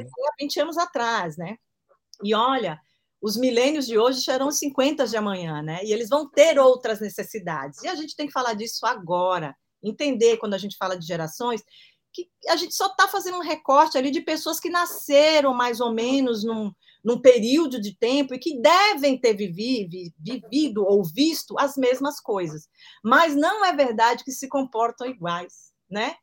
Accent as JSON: {"language": "Portuguese", "country": "Brazil"}